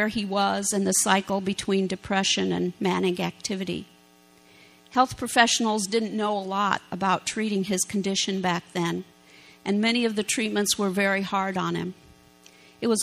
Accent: Iowa, United States; moved away as an adult; also born or lived in Clinton, Iowa / Mount Ayr, Iowa / Ohio; We're natives of Iowa, recently moved back from Ohio, so it's nice to be back in Hawkeye country

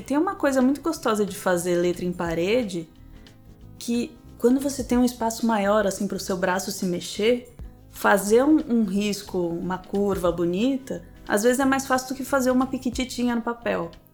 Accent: São Paulo, Brazil; also born or lived in Rio de Janeiro; eu nasci no Rio. Eu fui criada em São Paulo, mas eu nasci no Rio.

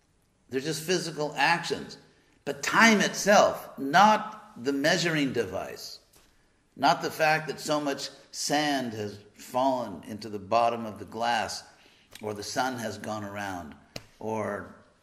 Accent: Los Angeles, California, United States; I'm from Los Angeles

